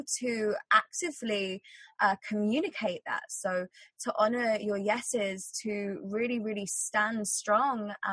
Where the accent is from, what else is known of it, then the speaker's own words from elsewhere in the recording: England, United Kingdom; growing up in England